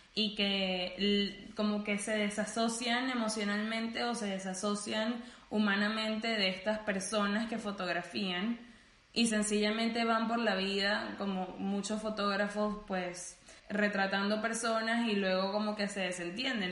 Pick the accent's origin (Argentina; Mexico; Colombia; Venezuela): Venezuela; moved away; tenemos como que ese común siendo venezolanos